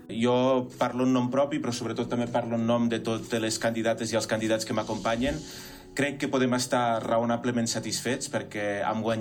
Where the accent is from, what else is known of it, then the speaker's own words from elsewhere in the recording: Andorra; Tinc 26 anys i sóc andorrà de tota la vida i visco amb la meva parella en un pis de lloguer